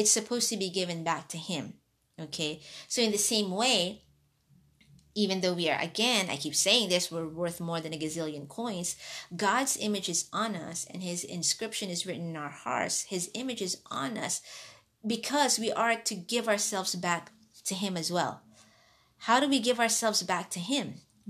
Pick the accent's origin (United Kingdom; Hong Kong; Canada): Hong Kong; also born or lived in Philippines; I was born in the Philippines and raised in Hong Kong.